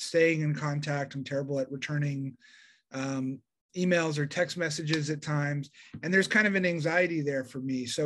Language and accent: English; Denver, Colorado, United States; I grew up in Denver, Colorado